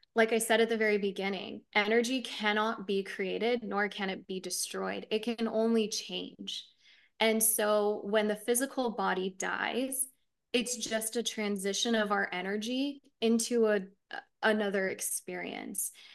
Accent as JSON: {"language": "English", "country": "United States", "tie": "born or raised there", "said": "we're here in the States, right? Growing up in the States, we have our culture that shapes us"}